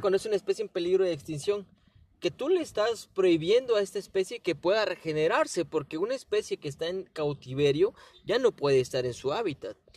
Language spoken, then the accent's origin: Spanish; Mexico; also born or lived in Guerrero; nosotros como mexicanos